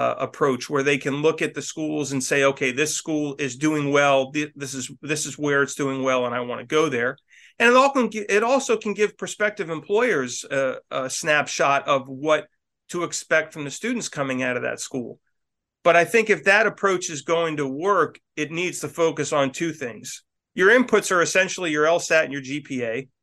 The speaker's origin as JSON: {"language": "English", "region": "Northeast", "country": "United States", "said": "You know, I'm from the Northeast and I want to go where it's sunny."}